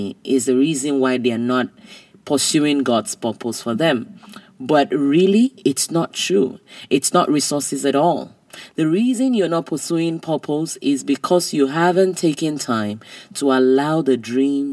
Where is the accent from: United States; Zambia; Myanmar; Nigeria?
Nigeria; I was growing up in Nigeria